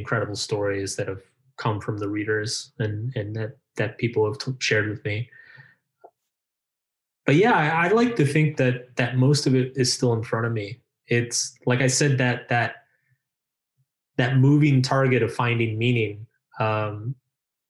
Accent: United States; I'm American

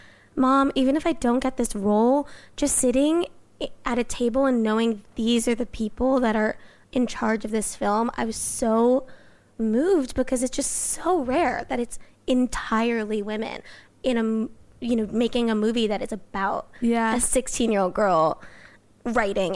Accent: Los Angeles, California, United States; I grew up

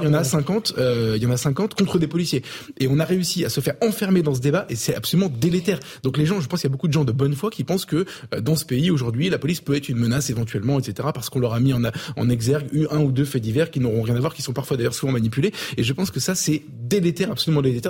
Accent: Avignon, Provence-Alpes-Côte d'Azur, France; Je viens d'Avignon, donc c'est pas, pas très loin

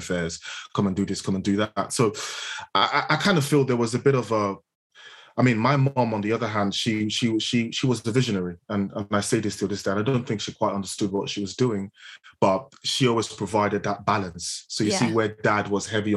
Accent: Nigeria; moved away; I spent half my life in Nigeria, which is where I was born. Growing up in Nigeria

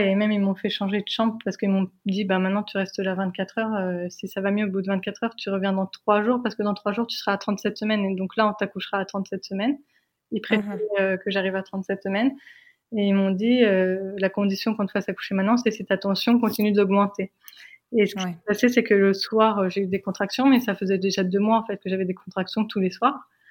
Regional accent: France; moved away as an adult; now in United States; nous, on est française

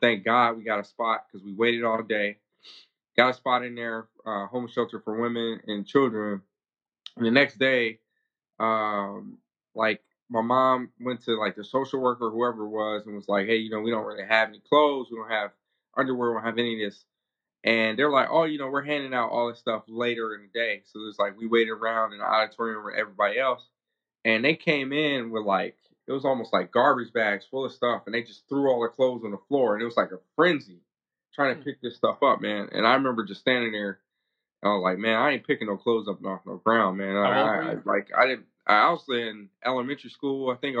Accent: California, United States; also born or lived in Hawaii; So originally I was born in Hawaii to a father who was in the Marine Corps at the time. My mom was originally from Compton, California. So we bounced around for a little bit, ended up in California.

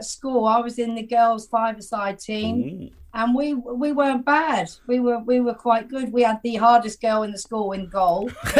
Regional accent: Portsmouth, South East England, United Kingdom; Portsmouth Football Club. I support them because it's my hometown.

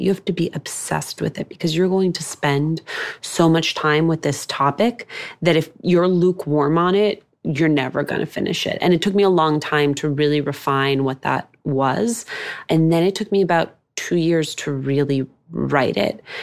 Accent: Union City, New Jersey, United States; I grew up in New Jersey.

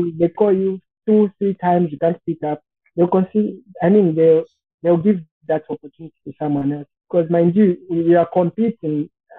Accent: Copperbelt Province, Zambia; I come from Copperbelt.

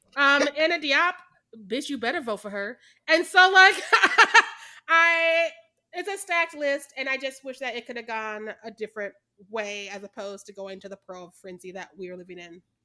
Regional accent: Missouri, United States; I'm from Missouri.

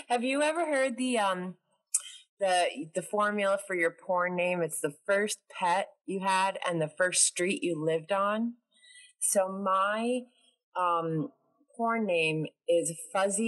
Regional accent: New York, United States; I'm from New York

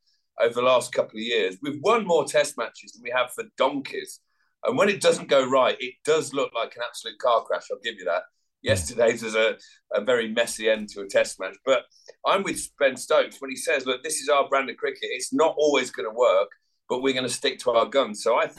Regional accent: England, United Kingdom; We are English

